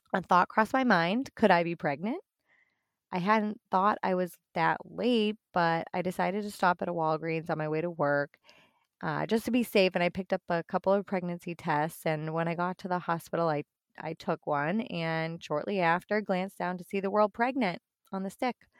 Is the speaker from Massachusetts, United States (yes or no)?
yes; Boston, Massachusetts, United States; moved away as an adult; now in northwest Indiana, United States; I'm originally from the Boston area